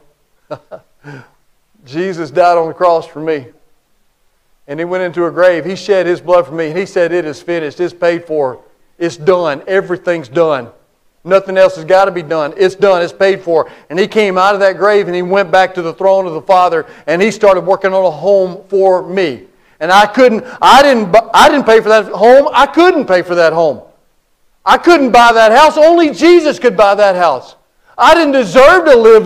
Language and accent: English; Cleveland, United States; moved away; I grew up in Cleveland